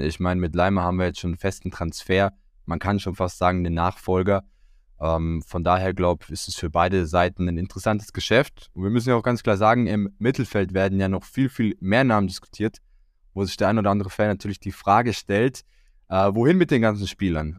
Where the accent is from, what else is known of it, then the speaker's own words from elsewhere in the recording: Croatia; als Kroate